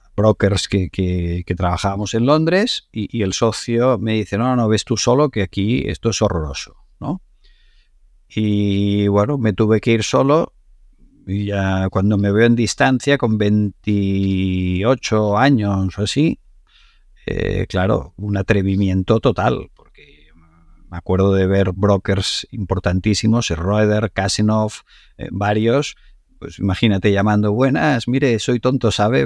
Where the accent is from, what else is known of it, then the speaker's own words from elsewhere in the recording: Spain; yo cuando iba a Nueva York y decía que era de España